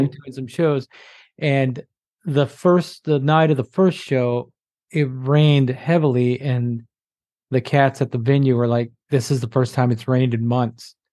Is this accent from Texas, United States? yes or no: yes; Corsicana, Texas, United States; now in New Jersey, United States; I grew up in Texas. I'm from Texas